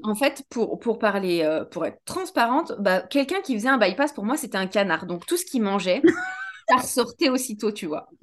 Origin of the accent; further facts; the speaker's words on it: France; also born or lived in Switzerland; J'avais 10 ans et j'ai suivi ma mère en France. Donc, du coup, j'ai, recommencé euh, un bout de ma vie en France